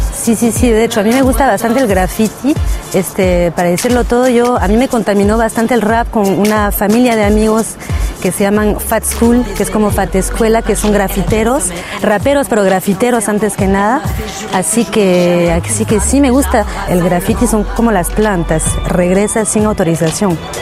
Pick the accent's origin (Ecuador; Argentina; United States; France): France; Nanterre, Île-de-France; yo he crecido ahí, es una ciudad donde el rap está bien presente desde pequeña